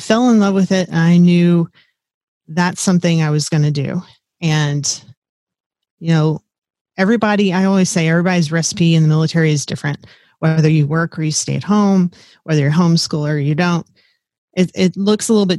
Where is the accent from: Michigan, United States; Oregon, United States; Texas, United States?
Texas, United States; South; moved away as an adult; also born or lived in Fort Riley, Kansas; I grew up in South Texas down by the Gulf of Mexico, where it's hot, muggy, warm